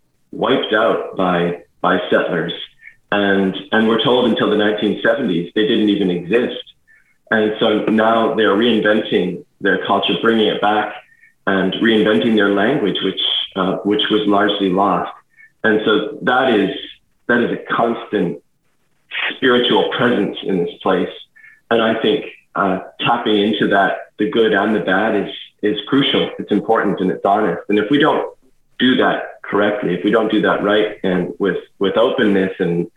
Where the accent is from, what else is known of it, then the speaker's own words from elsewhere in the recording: Canada; moved away as an adult; also born or lived in France / Edmonton; now in Tasmania, Australia; I've grown up in Canada, of course, and then our family were briefly immigrants in France, and now here we are in Tasmania, Australia